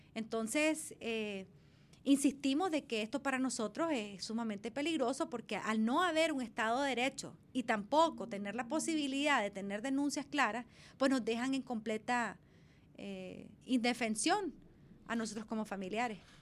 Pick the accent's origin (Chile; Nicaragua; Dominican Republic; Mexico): Nicaragua; como pueblo nicaragüense